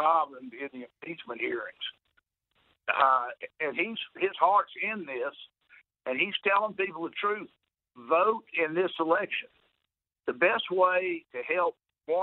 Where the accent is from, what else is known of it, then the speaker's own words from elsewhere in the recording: Mississippi, United States; I'm from Mississippi. I'm not from here.